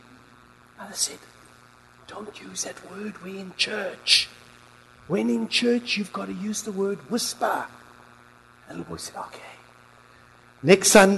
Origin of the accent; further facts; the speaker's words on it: Philippines; now in Christchurch, New Zealand; I am Filipino